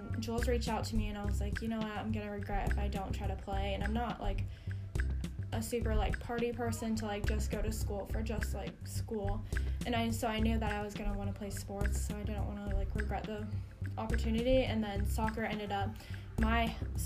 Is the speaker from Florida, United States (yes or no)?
yes; West Palm Beach, Florida, United States; I'm from South Florida. I'm from West Palm Beach.